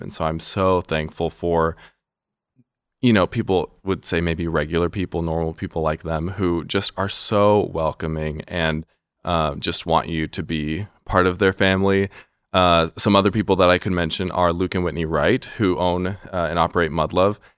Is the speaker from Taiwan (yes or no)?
no; Mexico; moved away as an adult; now in Warsaw, United States; I grew up in Mexico, and I came to Grace College in two thousand twelve